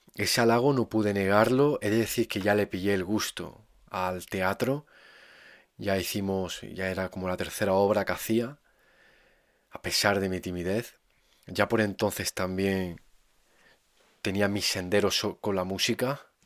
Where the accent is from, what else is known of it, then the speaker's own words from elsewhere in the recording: Andalusia, Spain; mi paisano Federico García Lorca